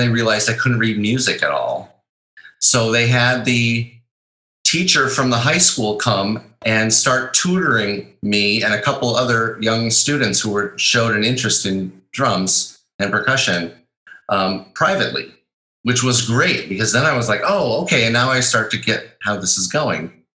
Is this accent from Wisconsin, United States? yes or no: yes; Wisconsin, United States; also born or lived in Chicago / Minnesota; I was born in Chicago, and I grew up all around the Midwest, mostly in Wisconsin and Minnesota.